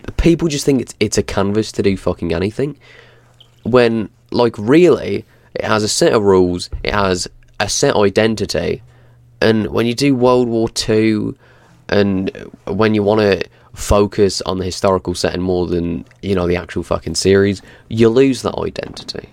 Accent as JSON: {"language": "English", "region": "England", "country": "United Kingdom", "said": "as an Englishman"}